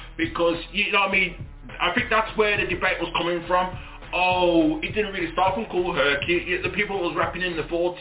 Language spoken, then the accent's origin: English; Wolverhampton, West Midlands, United Kingdom; I was born out here in my hometown of Wolverhampton to Jamaican parents